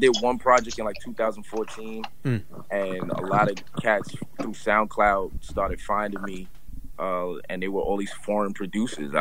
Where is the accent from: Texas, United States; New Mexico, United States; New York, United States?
New York, United States; New York City; moved away as an adult; now in New Jersey, United States; I'm originally from East New York, Brooklyn. Lived out there. I just moved like a year and change ago, so I was living out there basically my whole life.